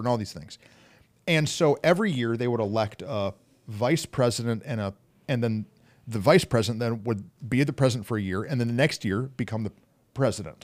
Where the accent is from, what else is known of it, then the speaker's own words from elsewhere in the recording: Flint, Michigan, United States; in Flint growing up